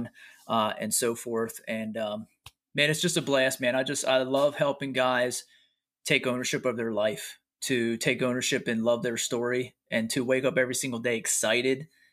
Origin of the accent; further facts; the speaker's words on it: York, Pennsylvania, United States; I'm from York, Pennsylvania